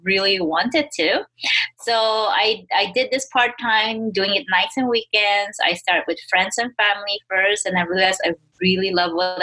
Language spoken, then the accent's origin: English; Philippines; moved away as an adult; now in United States; I was born and raised in the Philippines